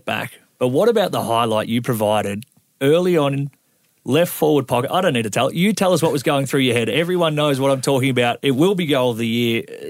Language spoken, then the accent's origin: English; Drouin, Victoria, Australia; I was a bum from Druin.